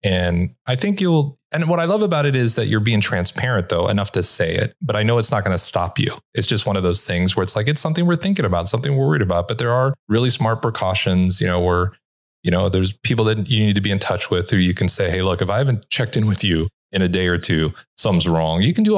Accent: Los Angeles, California, United States; And look, I'm from Los Angeles. I locked everything for the first year.

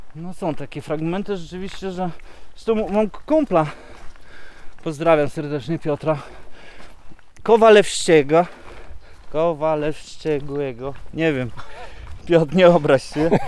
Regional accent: Poland; first language Polish; moved away as an adult; now in Kashubia, Poland; jestem przecież Polakiem, ja przede wszystkim jestem Polakiem, zawsze będę, z moimi korzeniami

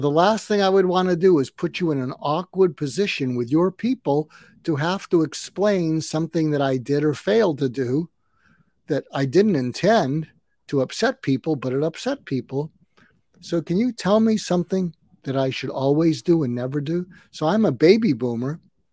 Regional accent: California, United States; I'm not only an American, I'm a Californian

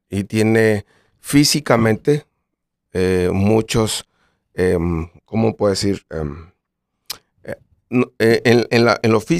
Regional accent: Colombia; porque somos de Colombia y nuestro género es este

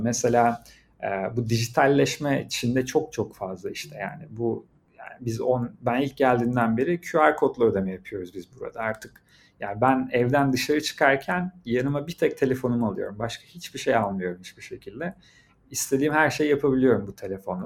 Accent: Turkey; moved away as an adult; also born or lived in Shanghai, China / Beijing, China / Shenzhen, China; now in China; ben Türkiye'denim

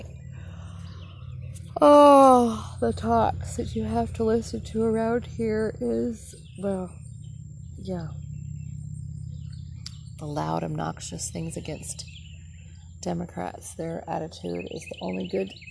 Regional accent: Minnesota, United States; moved away; In my hometown. My home state, actually. Say that. I didn't live in Minneapolis. I lived way north compared

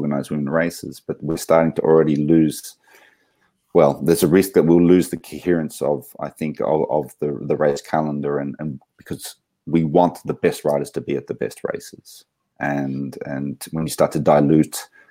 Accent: Canberra, Australian Capital Territory, Australia; now in Switzerland; I grew up in Canberra

